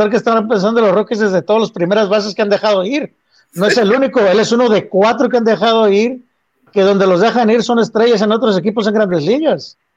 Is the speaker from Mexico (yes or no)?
yes; Mexico; pues qué chamaco de 19 años, sobre todo siendo latino mexicano, estás listo para enfrentarte a 55 mil, 60 mil personas en un estadio